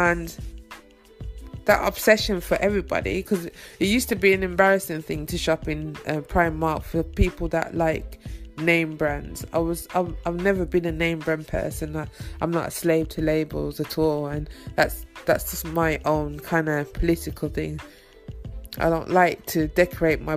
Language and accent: English; Birmingham, West Midlands, United Kingdom; moved away as an adult; also born or lived in East London; now in London, United Kingdom; my hometown, Birmingham.